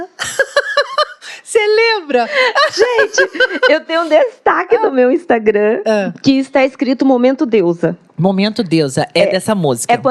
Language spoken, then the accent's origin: Portuguese; Mogi das Cruzes, São Paulo, Brazil; Eu sou de Mogi. Nasci aqui em Mogi das Cruzes.